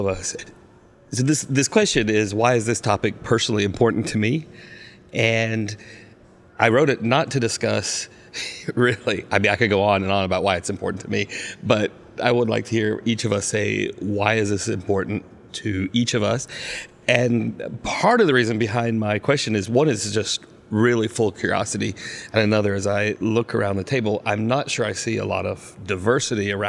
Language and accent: English; the South, United States; I grew up in the South